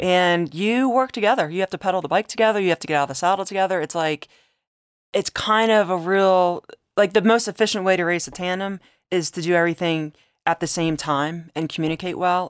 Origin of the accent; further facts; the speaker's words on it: Delaware, United States; moved away; I grew up in Delaware